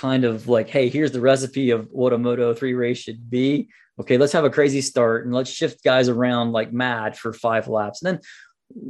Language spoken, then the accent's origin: English; United States; I'm an American